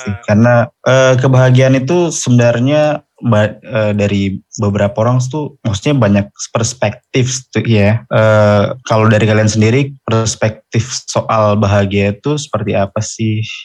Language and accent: Indonesian; Jayapura, Papua, Indonesia; Oke, jadi gue asalnya dari Jayapura. Tahu nggak nih Jayapura di mana tuh?